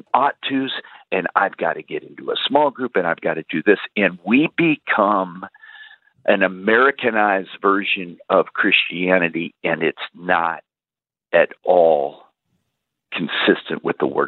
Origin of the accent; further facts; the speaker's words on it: Alaska, United States; I was raised in Alaska, working in the oil fields